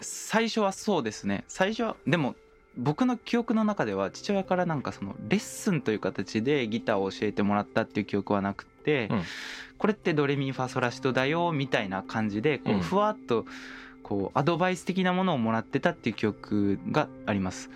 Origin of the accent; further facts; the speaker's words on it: Osaka, Japan; 僕大阪出身なんですけど